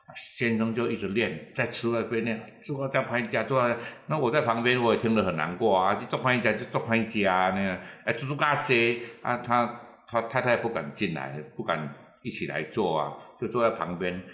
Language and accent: Chinese; Taiwan; 我们其实台湾人